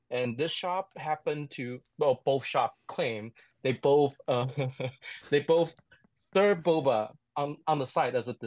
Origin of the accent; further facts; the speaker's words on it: Taichung, Taiwan; English is a second language; I'm from Taichung, and mm. so it's my hometown.